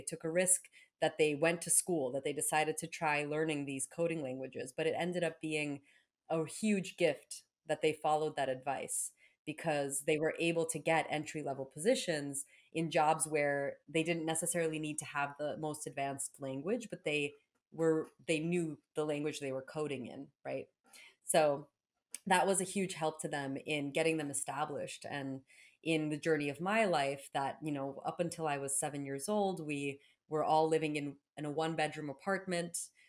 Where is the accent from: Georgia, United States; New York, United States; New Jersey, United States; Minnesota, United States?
New Jersey, United States; also born or lived in Belarus; I grew up in New Jersey